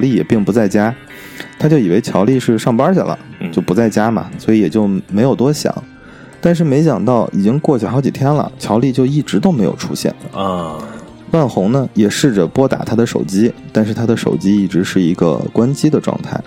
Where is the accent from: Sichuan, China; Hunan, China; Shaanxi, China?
Shaanxi, China; Baoji; 这个未婚夫啊是宝鸡人嗯。啊，就是我老家的，跟我是老乡